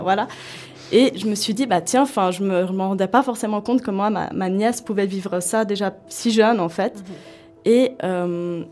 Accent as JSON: {"language": "French", "country": "Switzerland", "said": "je suis suisse et de confession musulmane"}